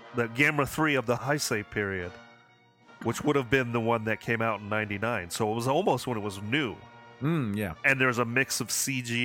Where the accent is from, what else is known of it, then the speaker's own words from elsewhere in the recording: Hudson Valley, New York, United States; I grew up in Hudson Valley, New York area.